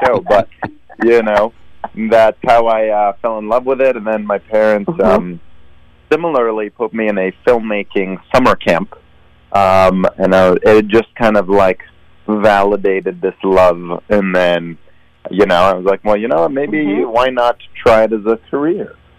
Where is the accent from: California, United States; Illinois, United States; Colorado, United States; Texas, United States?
California, United States; Sunnyvale; moved away; also born or lived in Israel; I grew up in the Bay Area. So I mean, I I was born and and raised in Israel till I was nine, but then I I moved to the states. So um, I did you know middle school, high school in the Bay Area. I'm from Sunnyvale.